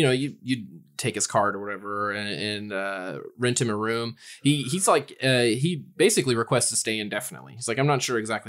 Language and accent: English; Eureka Springs, Arkansas, United States; growing up in Eureka Springs, that's, trust me.